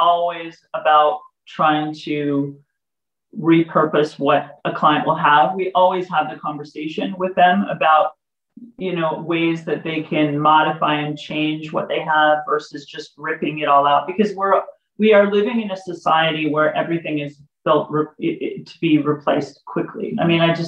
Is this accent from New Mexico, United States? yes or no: no; California, United States; moved away; I'm originally from California